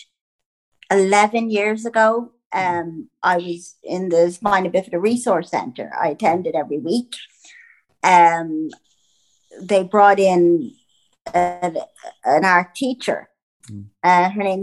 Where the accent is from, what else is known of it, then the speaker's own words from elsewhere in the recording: Ireland; also born or lived in Skerries, Dublin, Ireland; I'm Irish